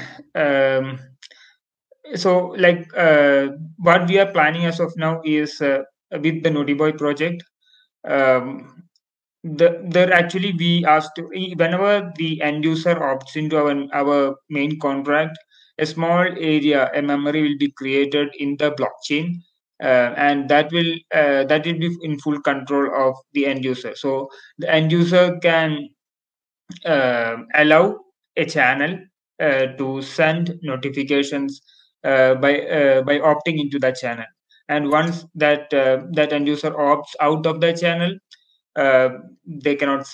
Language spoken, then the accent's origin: English; India; I'm from India